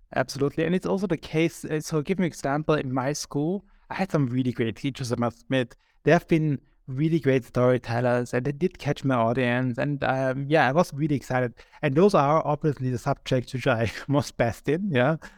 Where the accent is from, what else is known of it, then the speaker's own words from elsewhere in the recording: Austria; now in Berlin, Germany; I am from Austria.